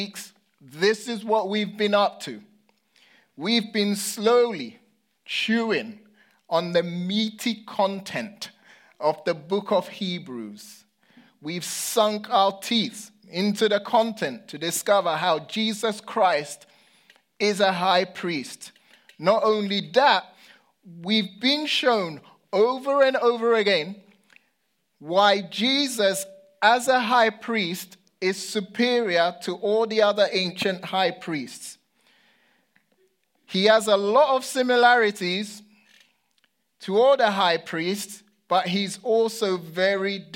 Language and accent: English; London, United Kingdom; I was growing up in London